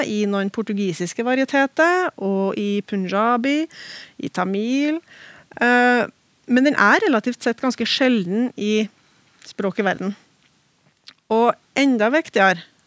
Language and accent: Norwegian; Oppdal, Trøndelag, Norway; i talemålet der jeg vokste opp, i Oppdal